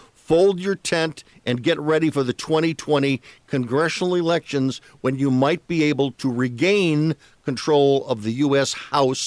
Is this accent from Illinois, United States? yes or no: yes; Chicago, Illinois, United States; I come from Chicago